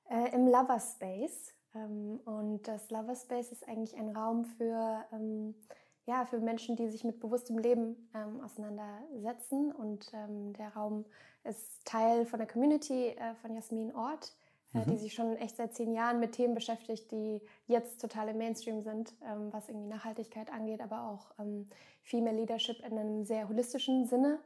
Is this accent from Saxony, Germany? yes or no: no; Grenzach-Wyhlen, Baden-Württemberg, Germany; moved away; ich bin in einem der privilegiertesten, wahrscheinlich der privilegiertesten Gegenden Deutschlands aufgewachsen, in Süddeutschland, ganz an der Grenze zur Schweiz, also schon fast bei mhm. Basel